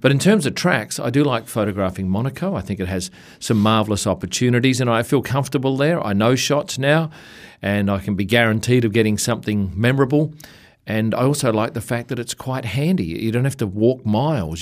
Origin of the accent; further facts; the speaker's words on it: Australia; we come from Australia, we, we see spiders and snakes in our house